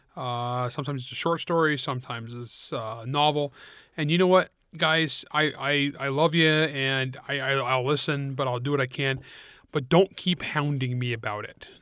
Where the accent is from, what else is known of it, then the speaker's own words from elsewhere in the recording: United States; I'm an American.